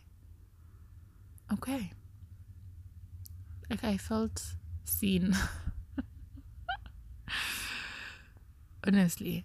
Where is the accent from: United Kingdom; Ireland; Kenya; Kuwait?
Kenya; I am Kenyan